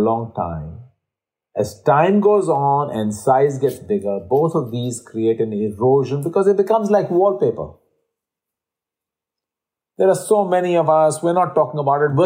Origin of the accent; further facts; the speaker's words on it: India; moved away; being Indian by birth myself